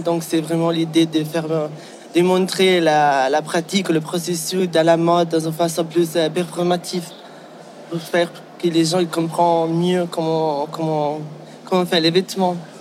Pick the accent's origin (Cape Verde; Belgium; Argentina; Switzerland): Switzerland; Ticino; French is a second language; moved away; also born or lived in Basel / Amsterdam / Paris / London; J'ai grandi au Tessin